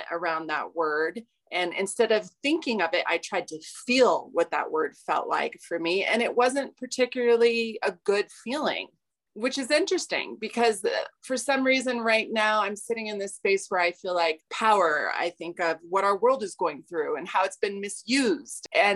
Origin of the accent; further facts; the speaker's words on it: Aurora, Colorado, United States; I was born here. I left Aurora, said I'd never come back. And I always do.